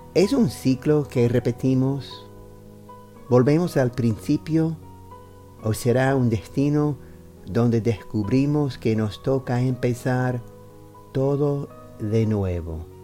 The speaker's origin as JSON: {"language": "Spanish", "region": "New York", "country": "United States", "second_language": "Spanish", "said": "soy estadounidense de Nueva York. Empecé a recitar poesía como una forma de seguir practicando español"}